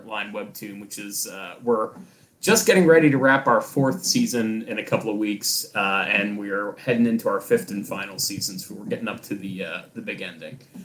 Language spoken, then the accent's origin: English; rural Pennsylvania, United States; I am from very rural Pennsylvania. I am in the Tucky part of Pennsylvania